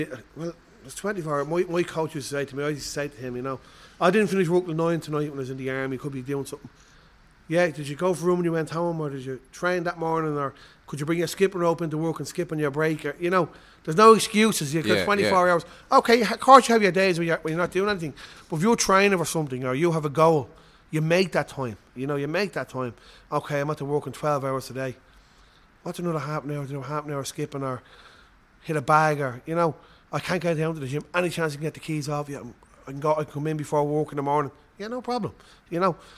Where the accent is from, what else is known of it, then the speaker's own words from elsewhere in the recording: Ireland; we're from Ireland, the fighting Irish.